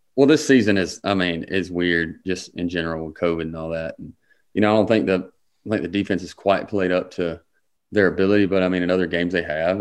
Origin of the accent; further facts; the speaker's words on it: Harlem, Georgia, United States; I'm from Harlem, Georgia